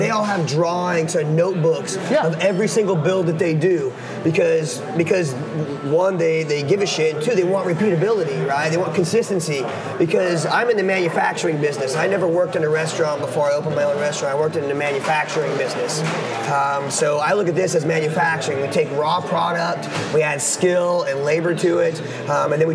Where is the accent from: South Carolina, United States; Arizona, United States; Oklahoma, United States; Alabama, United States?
Oklahoma, United States; I'm from Oklahoma, we eat bologna here, lots and lots of bologna